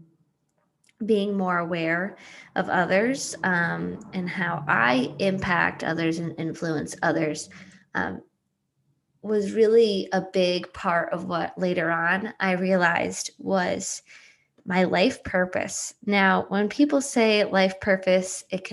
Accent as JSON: {"language": "English", "town": "Coventry", "region": "Connecticut", "country": "United States", "tie": "born or raised there", "said": "I grew up in Coventry, Connecticut, a small cow town"}